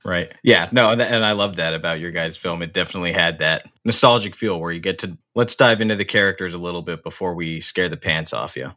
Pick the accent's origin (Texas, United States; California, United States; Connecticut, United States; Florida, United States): California, United States; Pomona; also born or lived in Michigan; I grew up in Pomona, which right next to Montclair